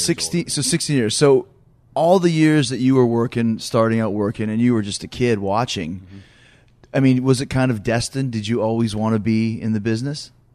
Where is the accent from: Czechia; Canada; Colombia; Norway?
Canada; I grew up in Canada where there wasn't a lot of, of, of WCW